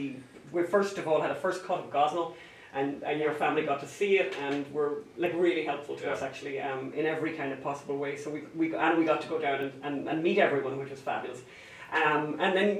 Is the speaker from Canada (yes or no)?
no; Ireland; we're from Ireland with our accents